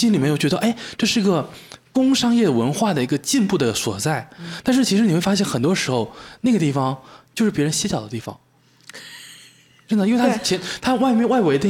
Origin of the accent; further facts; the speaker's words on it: Fujian, China; now in Wuxi, China; 因为我福建人嘛，然后很多朋友从福建过来的时候问我们无锡能玩什么